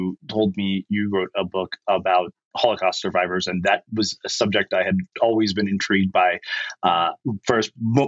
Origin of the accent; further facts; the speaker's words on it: India; as an Indian person